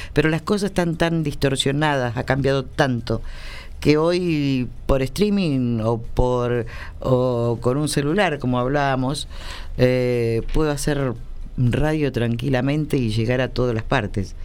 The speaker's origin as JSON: {"language": "Spanish", "country": "Argentina", "said": "yo soy argentina"}